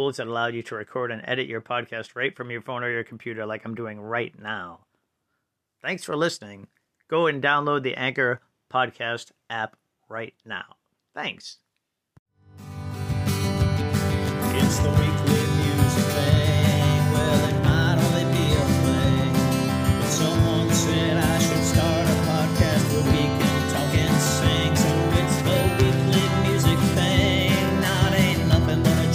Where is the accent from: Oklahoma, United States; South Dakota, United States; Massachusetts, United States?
Massachusetts, United States; Boston; I grew up in Boston